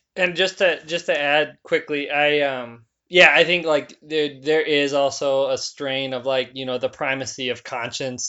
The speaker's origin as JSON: {"language": "English", "region": "Wisconsin", "country": "United States", "tie": "born or raised there", "moved": "as an adult", "lives_now": "Minneapolis, United States", "said": "my hometown in, uh, Wisconsin"}